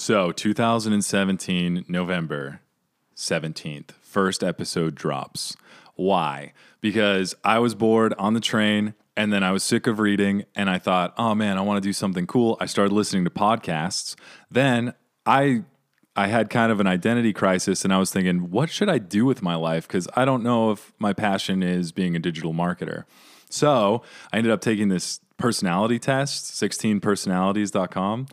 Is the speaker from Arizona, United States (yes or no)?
yes; Phoenix, Arizona, United States; moved away; also born or lived in New York; I'm originally from Phoenix, but I ended up moving to New York